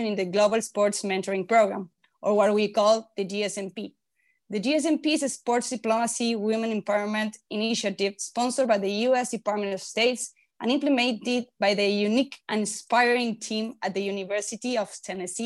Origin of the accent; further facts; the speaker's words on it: Argentina; moved away as an adult; now in Madrid, Spain; from Argentina